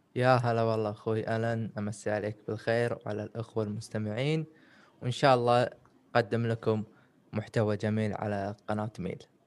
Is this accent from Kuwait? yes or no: yes; Kuwait; also born or lived in United Kingdom; من الكويت توني متخرج من بريطانيا